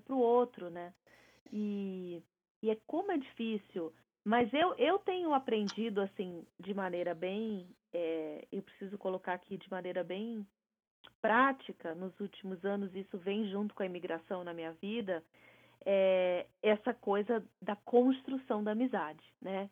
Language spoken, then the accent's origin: Portuguese; Brazil; moved away as an adult; Eu passei a minha vida inteira no Brasil